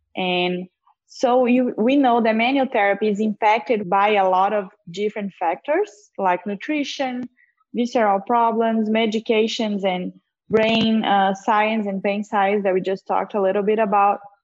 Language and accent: English; Brazil; moved away; I'm from Brazil